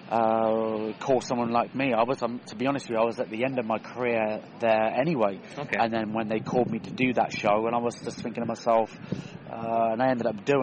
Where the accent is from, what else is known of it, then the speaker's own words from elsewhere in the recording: Swindon, South West England, United Kingdom; also born or lived in Australia / San Francisco / Las Vegas / Denmark; So I'm from Swindon originally, okay. but uh, lived basically all over, over, all over the world. I lived in Australia, San Francisco, Vegas, uh, Denmark, Sweden.